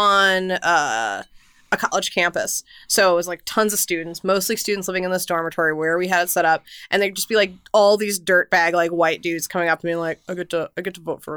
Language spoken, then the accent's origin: English; Houston, Texas, United States; I grew up in Houston